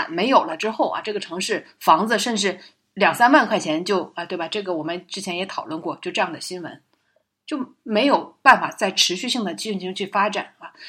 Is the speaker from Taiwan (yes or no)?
no; Northeast China, China; 像我们东北人出去为什么不愿意回到老家？就是回到老家我干啥呢？